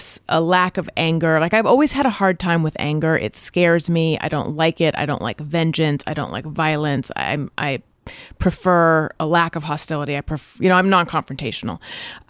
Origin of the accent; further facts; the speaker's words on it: Orange County, California, United States; I grew up in Orange County